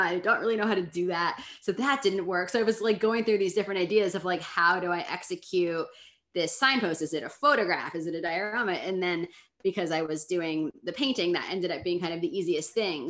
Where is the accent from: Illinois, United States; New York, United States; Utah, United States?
New York, United States; New York City; I grew up here in Brooklyn